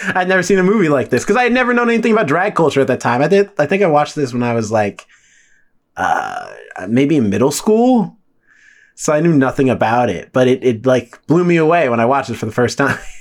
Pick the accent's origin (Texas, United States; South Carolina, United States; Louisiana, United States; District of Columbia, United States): South Carolina, United States; growing up in South Carolina